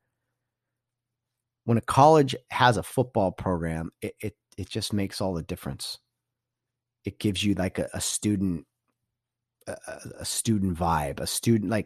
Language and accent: English; Glendora, California, United States; It's technically Glendora, which is my hometown